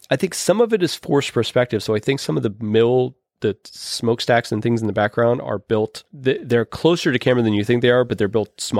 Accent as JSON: {"language": "English", "town": "Pittsburgh", "region": "Pennsylvania", "country": "United States", "said": "I come from Pittsburgh, which is a coal is a coal town."}